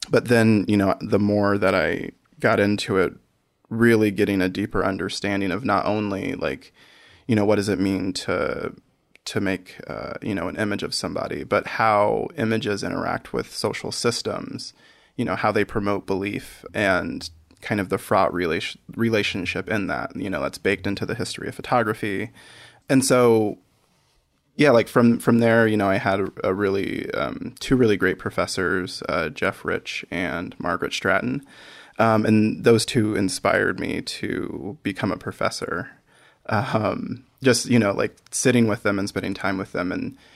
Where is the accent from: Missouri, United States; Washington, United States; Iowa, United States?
Iowa, United States; I grew up in Iowa.